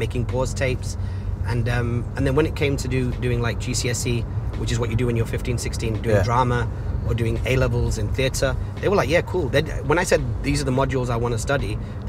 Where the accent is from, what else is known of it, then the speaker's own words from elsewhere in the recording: Salford, North West England, United Kingdom; where I was growing up in Salford